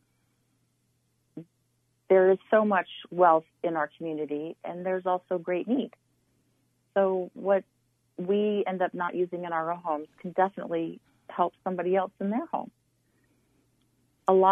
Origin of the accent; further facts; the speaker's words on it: Carbondale, Colorado, United States; I'm a Carbondale native. I was born and raised here